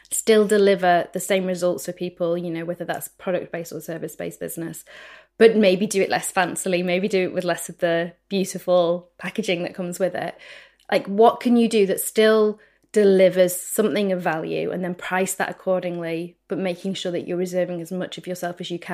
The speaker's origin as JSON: {"language": "English", "country": "United Kingdom", "said": "We're speaking here as two Brits."}